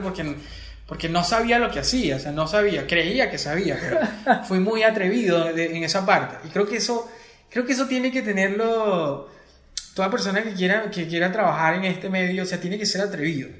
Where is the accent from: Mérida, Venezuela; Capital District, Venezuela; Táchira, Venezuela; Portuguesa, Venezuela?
Portuguesa, Venezuela; Acarigua; moved away as an adult; now in Caracas, Venezuela; Yo soy de Acarigua, de la ciudad de Acarigua portuguesa